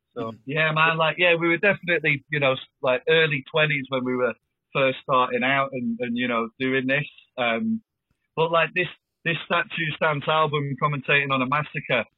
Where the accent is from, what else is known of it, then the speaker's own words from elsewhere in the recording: Blackpool, North West England, United Kingdom; moved away as an adult; now in Chester, United Kingdom; I'm from Blackpool originally